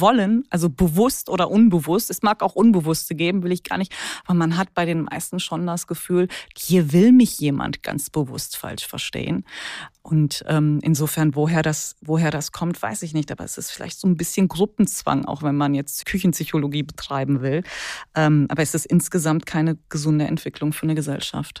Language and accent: German; Ruhr area, North Rhine-Westphalia, Germany; now in Cologne, Germany; jetzt bin ich Kölnerin, aber gebürtige Ruhrgebietlerin